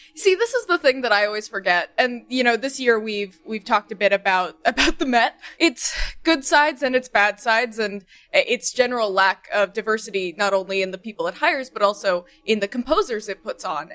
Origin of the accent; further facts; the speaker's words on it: Nashville, Tennessee, United States; I grew up in Nashville